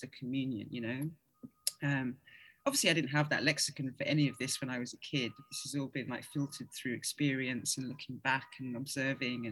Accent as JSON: {"language": "English", "region": "London", "country": "United Kingdom", "tie": "born or raised there", "also_born_or_lived": "Ghana", "said": "I am London. You can hear it, right? Like, you know, growing up in London"}